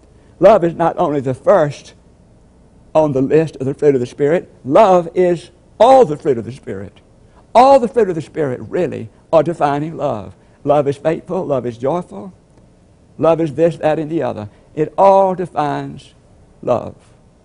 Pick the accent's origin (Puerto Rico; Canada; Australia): Puerto Rico; first language Spanish; English is a second language; I am from Puerto Rico and a member of the Messiah Baptist Church.